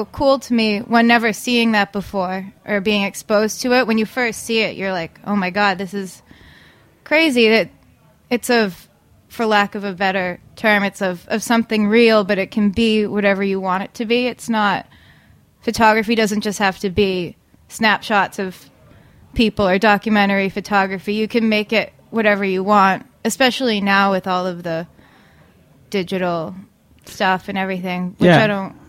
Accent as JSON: {"language": "English", "town": "Danvers", "region": "Massachusetts", "country": "United States", "tie": "born or raised there", "said": "Yep. Danvers, Mass."}